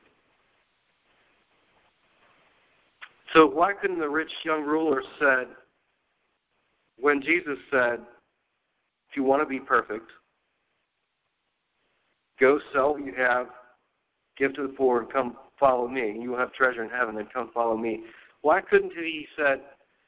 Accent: United States; We as an American Christian culture

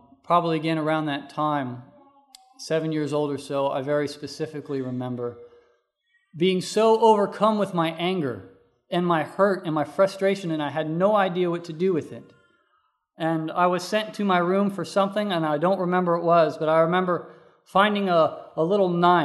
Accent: North Carolina, United States; also born or lived in Missouri; We moved away from Missouri and moved to North Carolina, where I was living with my father and my first stepmother.

